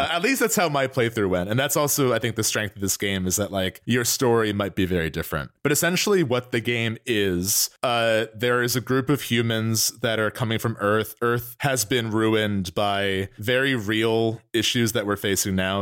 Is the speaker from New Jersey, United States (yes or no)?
yes; New Jersey, United States; we're from North Jersey